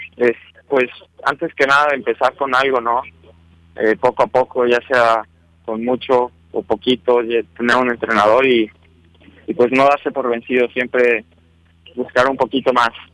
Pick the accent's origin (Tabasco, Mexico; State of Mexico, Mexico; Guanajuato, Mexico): Guanajuato, Mexico; León; yo soy, vengo de León, Guanajuato. Eh, ahí llevo viviendo toda mi vida